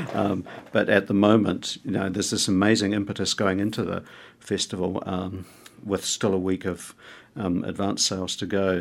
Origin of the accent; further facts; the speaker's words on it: Dunedin, Otago, New Zealand; now in Wellington, New Zealand; When I was growing up in Dunedin